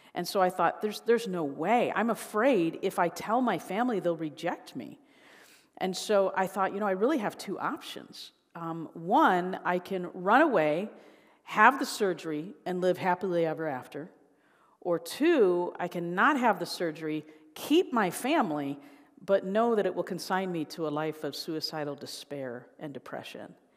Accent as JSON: {"language": "English", "town": "Chicago", "region": "Illinois", "country": "United States", "tie": "born or raised there", "moved": "yes", "lives_now": "Indiana, United States", "said": "I, um, was born and raised in the Chicago area"}